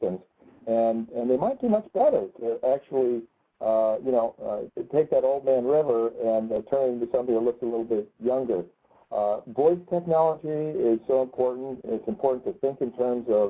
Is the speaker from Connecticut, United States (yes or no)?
yes; Connecticut, United States; my home state